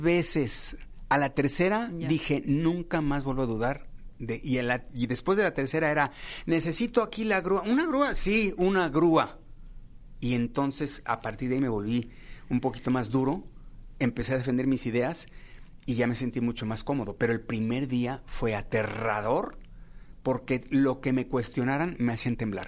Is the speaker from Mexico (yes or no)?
yes; Mexico; todos los mexicanos